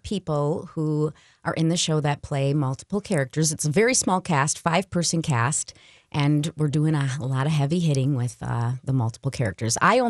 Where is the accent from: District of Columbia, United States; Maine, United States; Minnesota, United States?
Minnesota, United States; born or raised there; accent: Minnesotan; also born or lived in New Jersey